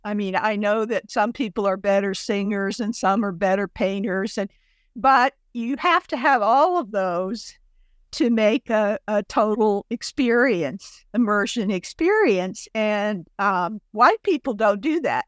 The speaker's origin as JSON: {"language": "English", "town": "Chattanooga", "region": "Tennessee", "country": "United States", "tie": "born or raised there", "said": "my hometown of Chattanooga, Tennessee"}